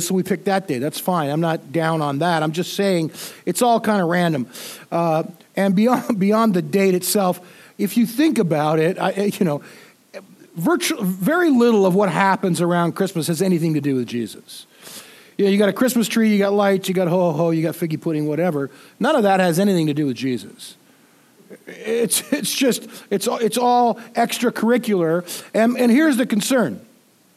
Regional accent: United States; being an American

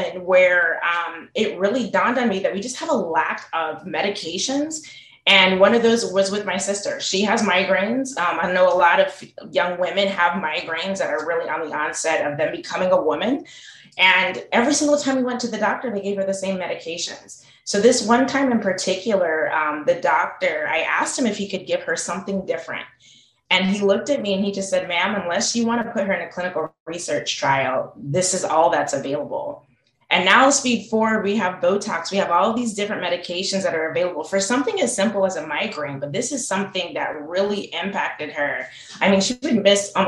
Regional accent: Salt Lake City, Utah, United States; moved away as an adult; also born or lived in Tuskegee, Alabama; I grew up in Salt Lake City, Utah

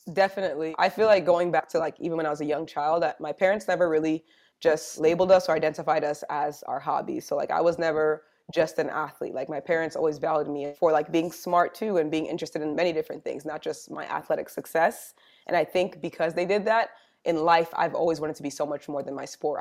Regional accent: New Jersey, United States; moved away as an adult; also born or lived in Georgia; I'm originally from New Jersey

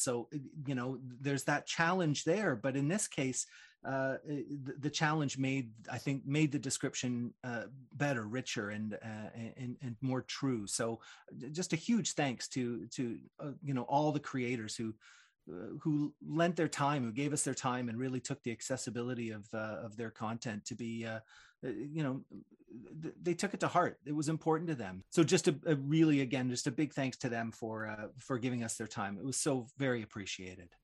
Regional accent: Toronto, Ontario, Canada; a guy born and raised in Toronto

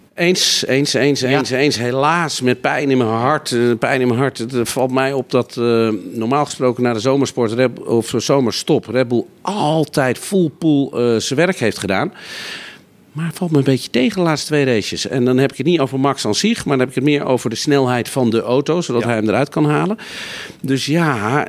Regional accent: Netherlands; als Nederlanders

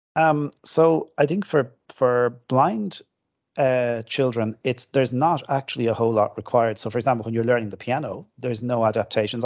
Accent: Kildare, Leinster, Ireland; also born or lived in Dublin; My parents live in Kildare, and I, I grew up in Kildare.

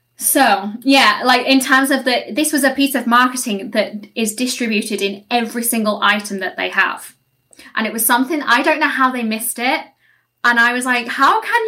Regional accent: United Kingdom; my own country, my own land where I'm from

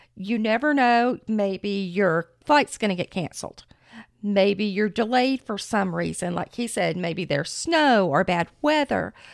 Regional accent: Florida, United States; We are from Florida

